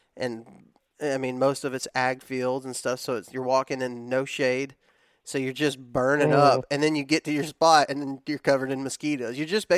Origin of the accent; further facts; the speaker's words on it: the South, United States; that's just the way we were raised in the South.